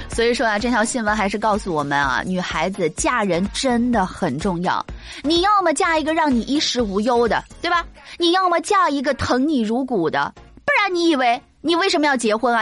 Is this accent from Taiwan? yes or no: no; northern China, China; 作为一个北方人，我七岁的时候呢，第一次去到一家四川餐馆儿